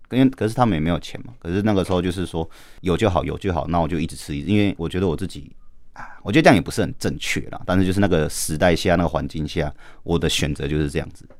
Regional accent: Taitung, Taitung County, Taiwan; moved away as an adult; now in Taipei, Taiwan; 我是台东人

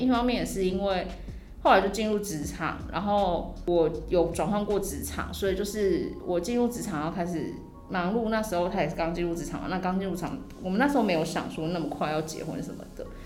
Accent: Taichung, Taiwan; now in Taipei, Taiwan; 然后我是台中人

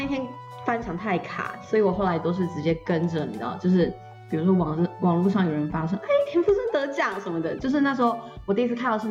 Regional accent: Yilan County, Taiwan

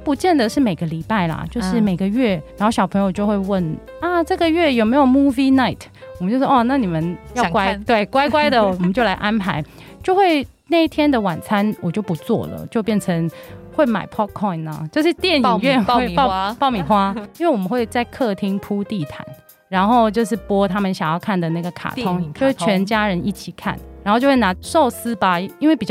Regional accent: Hong Kong; moved away; 其实我是香港人，之前在香港从事创意行销的工作。

